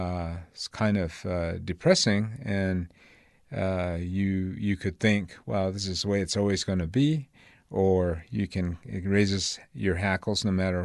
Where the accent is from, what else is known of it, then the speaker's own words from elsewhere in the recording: Gallup, New Mexico, United States; also born or lived in Fort Defiance; I was born in Fort Defiance, Arizona. I spent the first 5 years of my life in Gallup, New Mexico, with my grand folks and my mom.